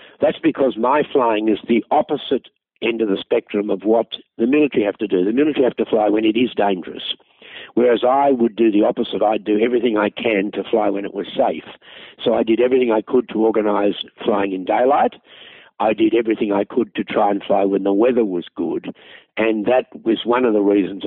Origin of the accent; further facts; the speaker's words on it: Australia; I'm an Australian